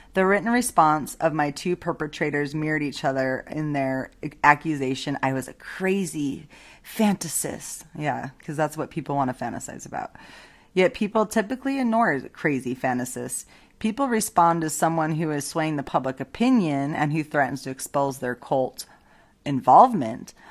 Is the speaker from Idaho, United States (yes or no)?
yes; Boise, Idaho, United States; my hometown, Boise, Idaho